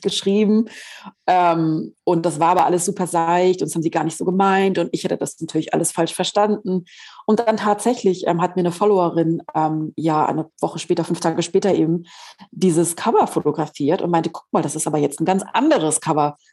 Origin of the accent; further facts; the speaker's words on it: Southern Germany, Germany; Ich komme ja aus Süddeutschland.